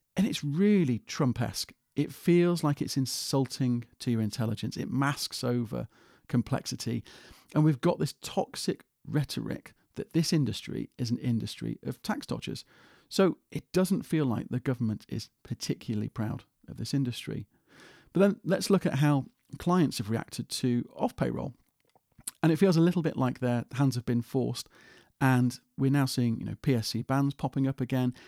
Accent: United Kingdom; as a Brit

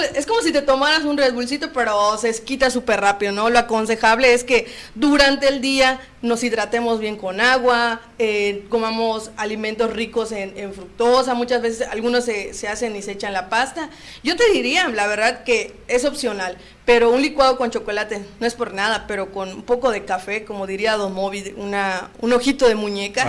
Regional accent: Cozumel, Quintana Roo, Mexico; somos de Cozumel

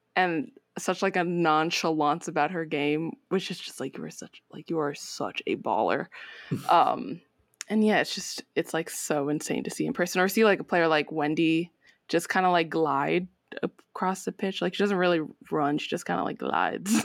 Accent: United States; born and raised in the United States

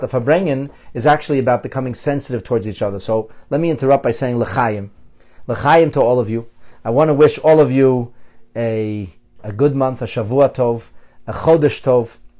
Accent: Philadelphia, Pennsylvania, United States; now in Toronto, Canada; I was a young boy in Philadelphia and I went to the school at, in Elkins Park

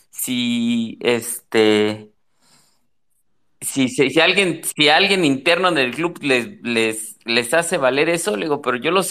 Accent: Mexico City, Mexico; somos chilangos, güey, y ahorita vamos a ver qué hacemos, güey, ¿no?

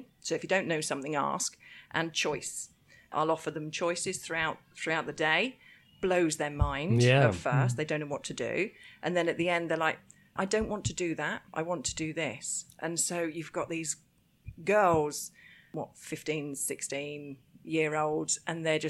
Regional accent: Cambridge, East of England, United Kingdom; now in Japan; my hometown, Cambridge

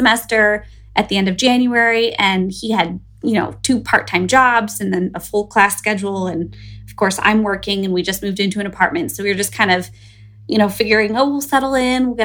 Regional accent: Northeast Ohio near Cleveland, United States; moved away as an adult; also born or lived in Bloomington, Illinois; now in New Jersey, United States; I was born and raised in Northeast Ohio near Cleveland

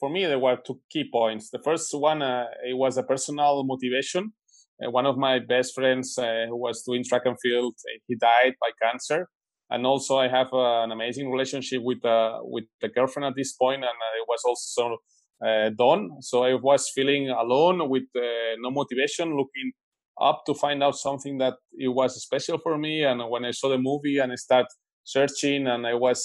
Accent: Barcelona, Catalonia, Spain; I'm from Barcelona. Now, in this moment, I'm in Germany because I'm training in a training camp

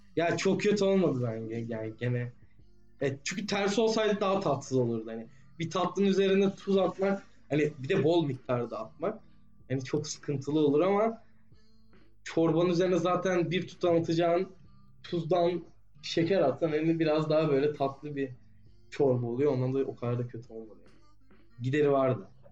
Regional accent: Turkey; Türk'üz abi.

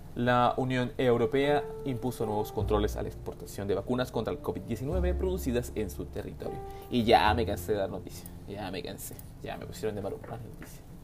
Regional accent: Venezuela; now in Chile; Yo como venezolano

